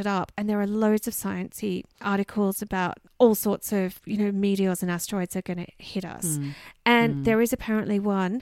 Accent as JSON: {"language": "English", "town": "Canberra", "region": "Australian Capital Territory", "country": "Australia", "tie": "born or raised there", "said": "Tidbinbilla, which is in my hometown of Canberra"}